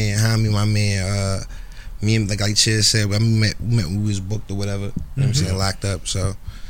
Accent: Philadelphia, Pennsylvania, United States; I'm from West Philly. … from West Philly.

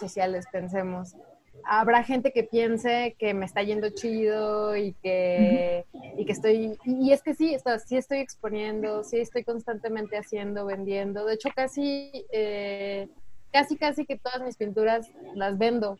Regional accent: Guanajuato, Mexico; crecí en Guanajuato, que es un lugar muy conservador

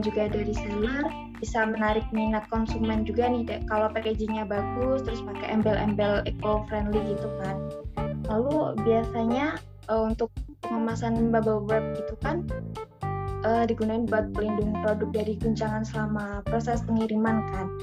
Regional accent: Madiun, East Java, Indonesia; Aku dari aku domisili Jawa Timur, tepatnya aku dari Kota Madiun

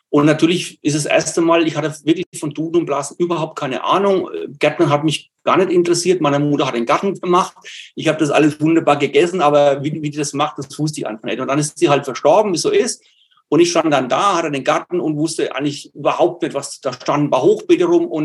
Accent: Bavaria, Germany; accent: Franconian dialect; Ich komme aus Bayern, aus Nordbayern, aus der Nähe von Würzburg. Und da hat man eben diesen fränkischen Dialekt. Ich versuche es also so gut es mir geht, ähm, Hochdeutsch zu sprechen.

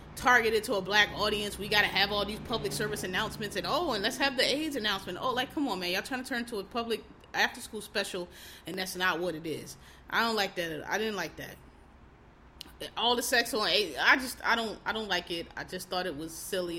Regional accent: Philadelphia, Pennsylvania, United States; I'm from Philly, so you know, I'm black. I'm from Philly.

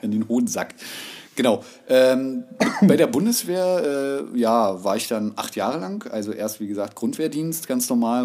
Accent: Berlin, Germany; wohnhaft und geboren in Berlin, also Ur-Berliner kann man schon sagen, ja, gebürtig.

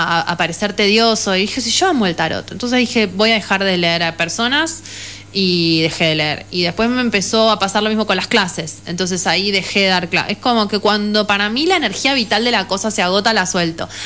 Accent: Buenos Aires, Argentina; el pueblo siempre fue un lugar muy cerrado, de hecho yo lo viví así, vine de Buenos Aires

